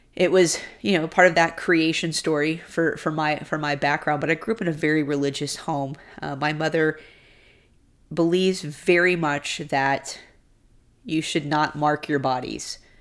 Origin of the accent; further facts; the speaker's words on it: Houston, Texas, United States; moved away; Growing up in Houston